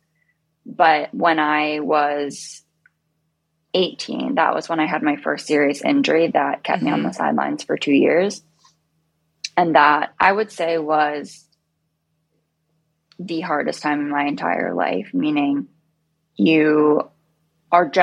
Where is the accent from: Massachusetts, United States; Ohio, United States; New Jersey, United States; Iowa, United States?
New Jersey, United States; Bergen County; also born or lived in New York City; I grew up in New Jersey, Bergen County.